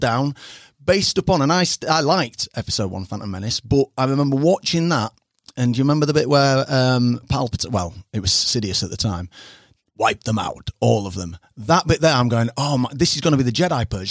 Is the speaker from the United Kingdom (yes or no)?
yes; Harrogate, Yorkshire and the Humber, United Kingdom